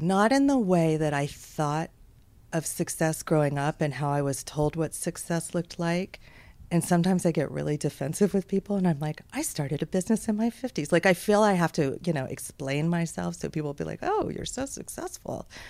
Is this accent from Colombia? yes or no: no; Houston, Texas, United States; So I grew up in Texas. Most of my life was spent growing up in Houston